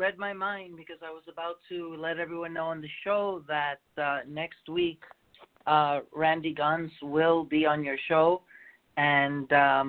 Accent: New York, United States; now in Hawaii, United States; I'm originally from New York

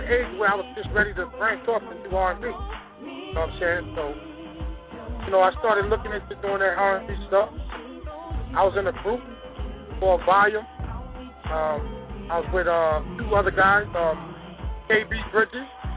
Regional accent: Long Island, New York, United States; I'm actually from New York, Long Island

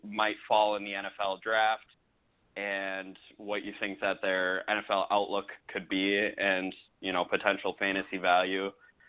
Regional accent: Minnesota, United States; I'm from Minnesota, born and raised

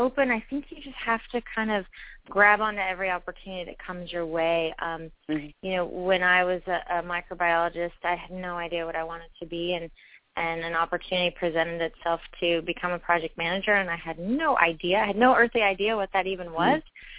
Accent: Florida, United States; also born or lived in San Francisco, California; now in Washington, D.C., United States; But I was born in San Francisco but grew up in Florida, so I like warm weather. And living in D.C. now

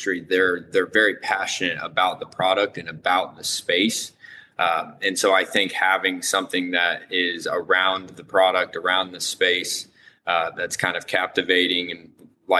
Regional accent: Lafayette, Indiana, United States; I am from Indiana, Lafayette, Indiana.

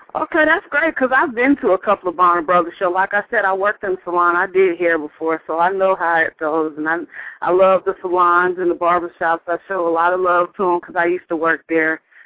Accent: Hamilton, Ohio, United States; also born or lived in Florida; now in Atlanta, United States; I was raised in Hamilton, Ohio

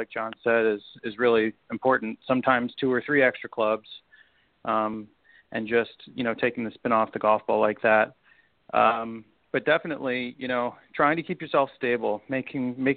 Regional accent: Chicago, Illinois, United States; I grew up in Chicago on a great little public golf course that was right on Lake Michigan

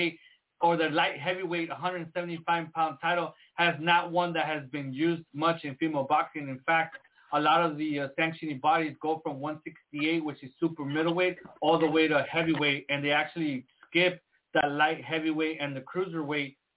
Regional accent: San Diego, California, United States; now in Tijuana, Mexico; from Tijuana, but I grew up in San Diego

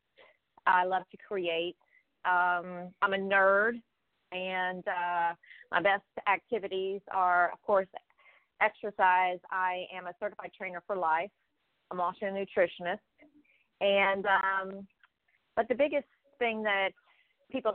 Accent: South Carolina, United States; born or raised there; also born or lived in Maryland

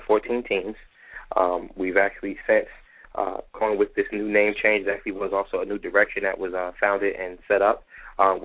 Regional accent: Irvington, New Jersey, United States; I am actually born and raised in Irvington, New Jersey

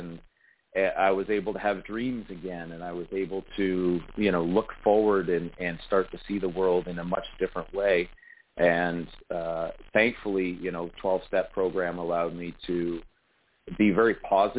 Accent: Sarnia, Ontario, Canada; I'm an elected member of council here in my hometown, Sarnia, Ontario, Canada.

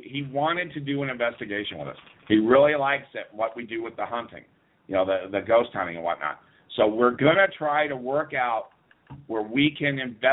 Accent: Las Vegas, Nevada, United States; I grew up in Las Vegas.

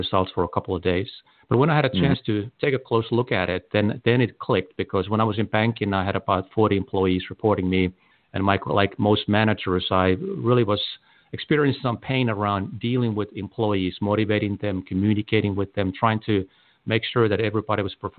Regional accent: Helsinki, Uusimaa, Finland; now in United States; I was born in Helsinki, Finland

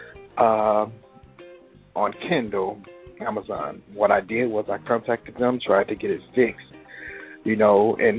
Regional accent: Chicago, Illinois, United States; I'm from Chicago, born and raised. Pretty much grew up here

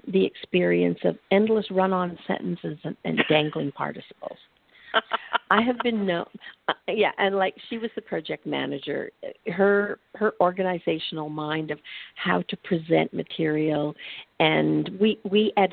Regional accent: Canada; I'm from Canada

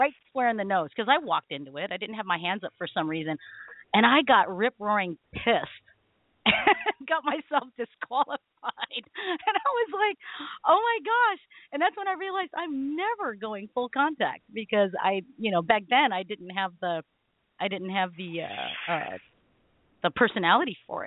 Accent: Philippines; I'm Filipino

